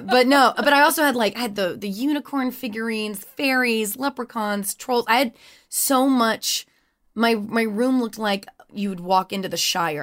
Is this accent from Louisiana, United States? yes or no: yes; Louisiana, United States; moved away; I grew up in Louisiana